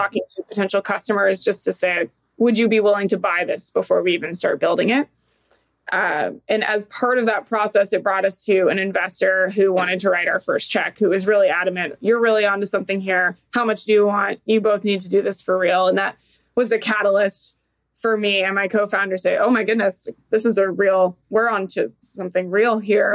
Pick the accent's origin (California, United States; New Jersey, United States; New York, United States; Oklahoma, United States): California, United States; San Diego; moved away; also born or lived in Georgia; I grew up in San Diego